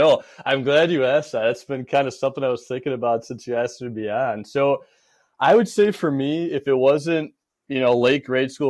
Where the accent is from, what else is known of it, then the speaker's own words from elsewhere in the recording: Janesville, Wisconsin, United States; moved away as an adult; Janesville, Wisconsin. So good old southern Wisconsin right off the Illinois border.